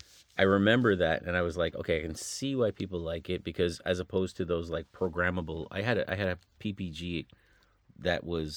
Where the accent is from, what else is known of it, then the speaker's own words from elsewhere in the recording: Pickering, Ontario, Canada; born there; I'm going to tell you, I was born in Pickering, Ontario.